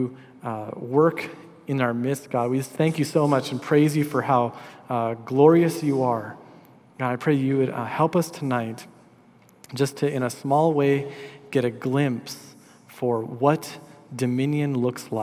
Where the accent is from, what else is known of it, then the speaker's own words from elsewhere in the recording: Minnesota, United States; also born or lived in Des Moines, Iowa; in my school district, there was a high school called the School of Environmental Studies for juniors and seniors. And so it was nicknamed the Zoo School because it was on campus of the Minnesota Zoo